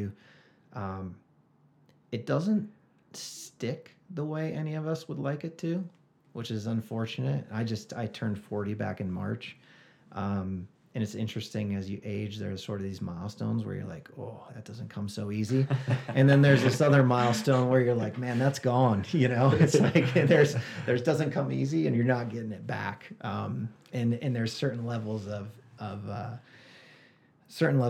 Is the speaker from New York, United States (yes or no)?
yes; Rochester, New York, United States; now in Flagstaff, United States; I grew up in outside of Rochester, New York